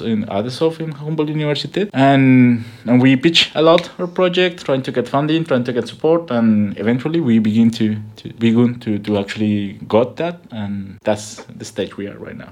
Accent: Bogota, Colombia; English is a second language; moved away as an adult; also born or lived in Buenos Aires, Argentina; now in Berlin, Germany; I am from Colombia, from Bogota.

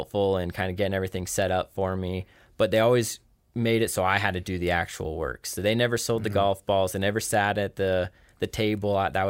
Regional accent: Rexburg, Idaho, United States; born and raised in Rexburg, Idaho.

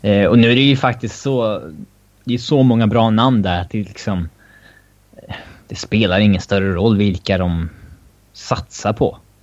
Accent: Sweden; som svensk

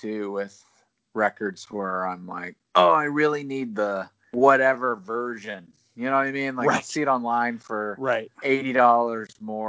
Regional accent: Alabama, United States; accent: Southern; I've worked so hard to not sound like I'm from Alabama from an accent perspective, but right. still my pronunciations can be really Southern.

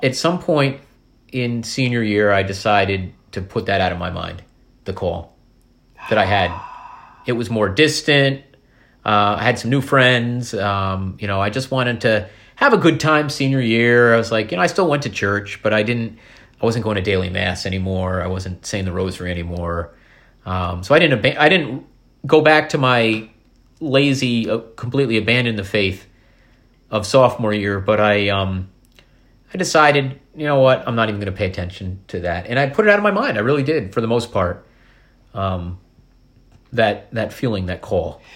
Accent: Columbia County, New York, United States; also born or lived in Corning, New York; we, we grew up in Columbia County, but I was born in Corning

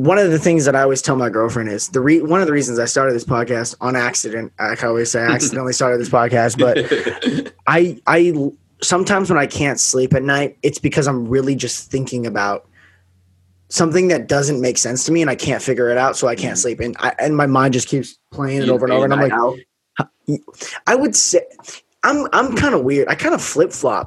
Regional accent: Las Vegas, Nevada, United States; I grew up in Vegas

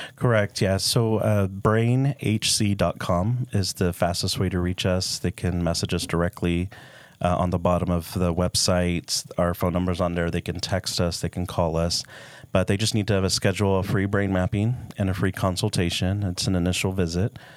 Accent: Dallas, Texas, United States; now in Utah, United States; I'm from Dallas

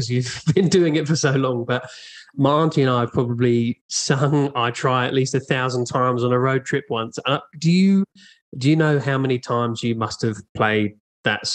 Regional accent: Brighton, South East England, United Kingdom; I'm from Brighton in the UK

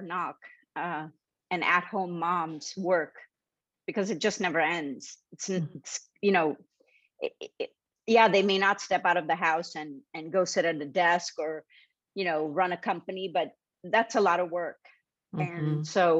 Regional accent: Mumbai, Maharashtra, India; I grew up in Bombay, India

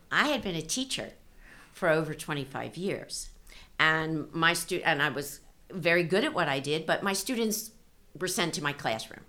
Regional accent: East Coast, United States; moved away as an adult; now in California, United States; was raised on the East Coast

